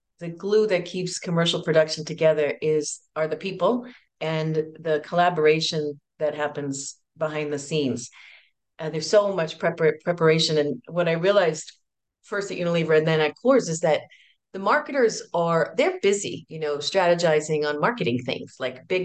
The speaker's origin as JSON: {"language": "English", "town": "New York City", "region": "New York", "country": "United States", "tie": "born or raised there", "said": "I grew up in New York City"}